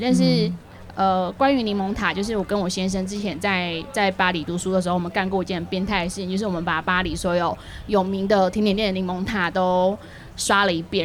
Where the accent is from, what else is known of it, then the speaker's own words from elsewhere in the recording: Tainan, Taiwan; moved away; 因为我是台南人，但是我在外面鬼混太久，然后我刚回来台南的第一年